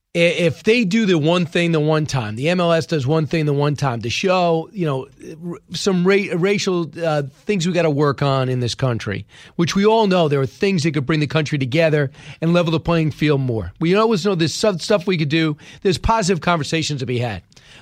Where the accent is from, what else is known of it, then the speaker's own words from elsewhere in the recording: New York, United States; I've been there a number of times growing up in New York.